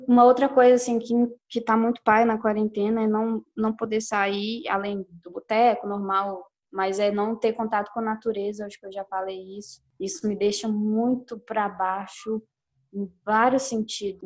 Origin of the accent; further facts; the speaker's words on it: Belo Horizonte, Minas Gerais, Brazil; sou de BH também